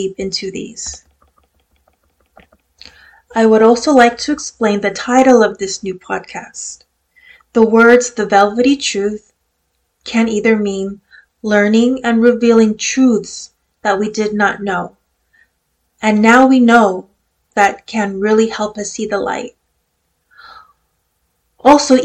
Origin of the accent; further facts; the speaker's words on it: California, United States; I am Filipino-American, born and raised in California